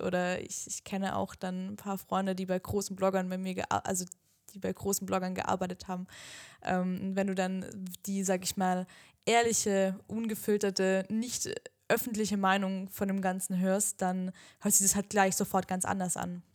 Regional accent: the South, Southern Germany, Germany; wir kommen ja auch aus dem Süden

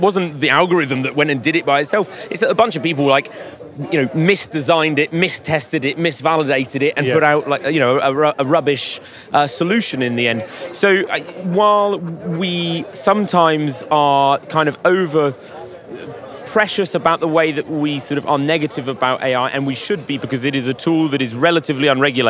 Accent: Paris, Île-de-France, France; Well, actually, I was born in Paris. Been here since birth.

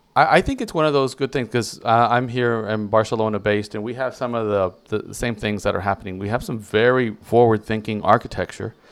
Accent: United States; now in Spain; me being American

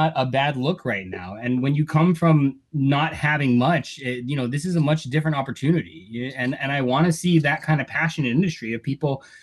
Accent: Native Hawaiian, United States; I'm Native Hawaiian

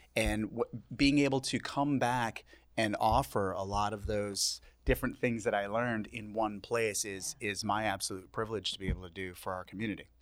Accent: Southampton, New York, United States; moved away as an adult; also born or lived in Brooklyn, New York; now in Southampton, United States; I grew up in Southampton

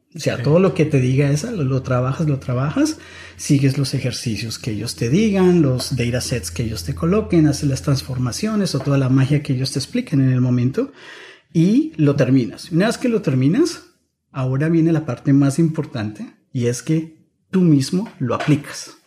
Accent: Bogotá, Colombia; moved away as an adult; also born or lived in Germany / San Francisco Bay Area; now in San Francisco, United States; yo soy de Bogotá, Colombia. Crecí en Bogotá

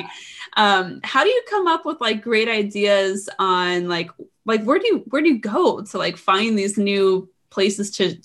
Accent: Phoenix, Arizona, United States; growing up in Phoenix, cause I'm from here too, like four generations here.

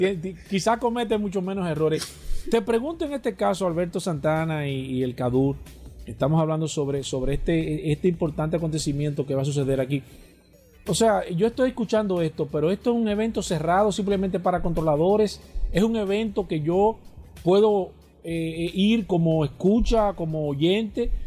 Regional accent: Dominican Republic

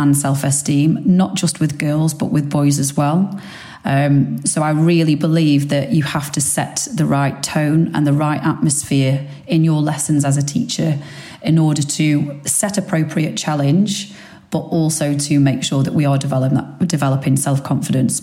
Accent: Stoke-on-Trent, West Midlands, United Kingdom; accent: Potter's accent; moved away as an adult; also born or lived in Australia; now in London, United Kingdom; So I'm from Stoke-on-Trent originally. However, I moved away from Stoke-on-Trent to go to university at 18

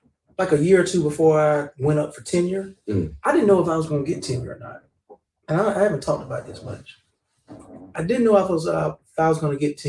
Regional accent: Birmingham, Alabama, United States; I came from Inslee. I came from Wildham. I didn't come from a whole lot

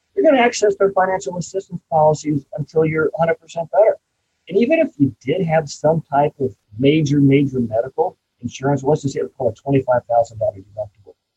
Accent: Champaign, Illinois, United States; my hometown of Champaign

